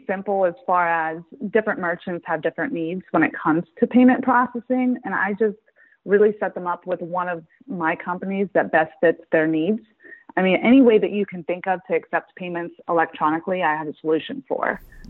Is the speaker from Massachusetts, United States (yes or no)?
no; Pittsburgh, Pennsylvania, United States; also born or lived in Detroit, Michigan; now in Bridgeport, United States; I'm actually from Pittsburgh.